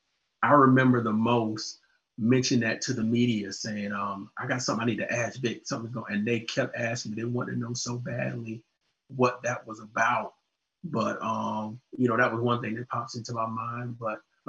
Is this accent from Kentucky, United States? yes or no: no; Orangeburg, South Carolina, United States; I'm a Southern boy, born and raised in Orangeburg, South Carolina.